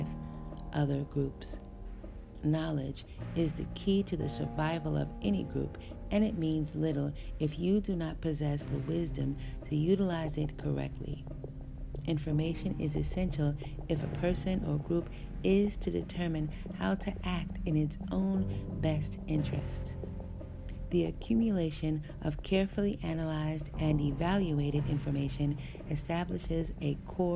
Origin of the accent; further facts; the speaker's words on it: Chicago, Illinois, United States; As a child, growing up in Chicago